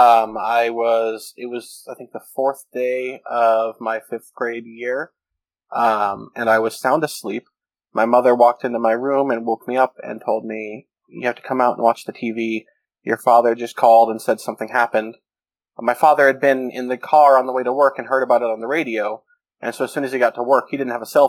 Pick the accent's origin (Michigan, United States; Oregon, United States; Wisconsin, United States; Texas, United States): Oregon, United States; Portland; I grew up in Portland, Oregon